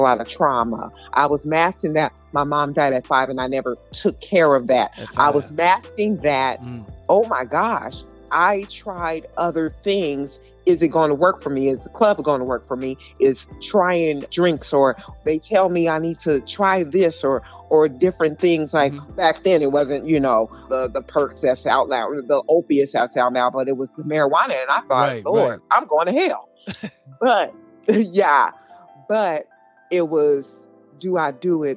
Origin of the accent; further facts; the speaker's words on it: Pomona, California, United States; growing up in Pomona, number one is I am a preacher's kid.